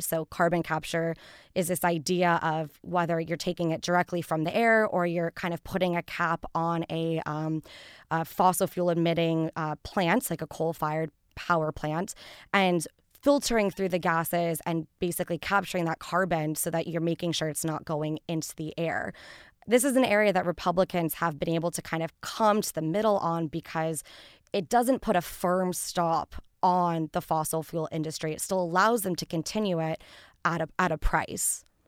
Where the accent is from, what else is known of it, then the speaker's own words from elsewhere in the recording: Santa Barbara, California, United States; now in Washington, D.C., United States; I'm from the state of California, so my hometown of Santa Barbara, California